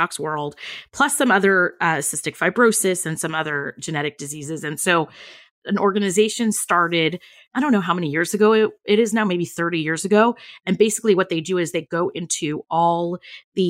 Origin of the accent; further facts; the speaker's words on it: California, United States; I grew up in California